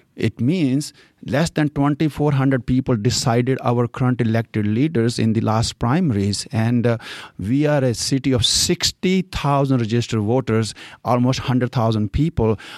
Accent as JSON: {"language": "English", "country": "India", "tie": "born or raised there", "also_born_or_lived": "California", "accent": "Indian", "second_language": "English", "moved": "as an adult", "lives_now": "Fishers, United States", "said": "I was born and raised in India, and when I was 21, I came to U.S."}